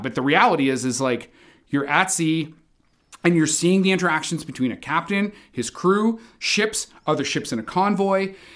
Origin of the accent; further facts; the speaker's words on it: Canada; as a Canadian sailor